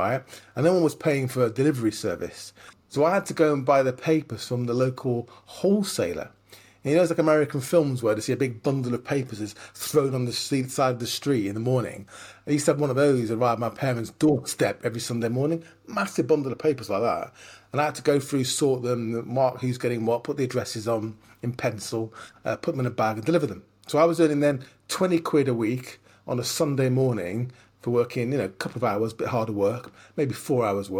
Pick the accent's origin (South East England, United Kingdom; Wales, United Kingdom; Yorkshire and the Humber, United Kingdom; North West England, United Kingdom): North West England, United Kingdom; Lancashire; I grew up in Lancashire.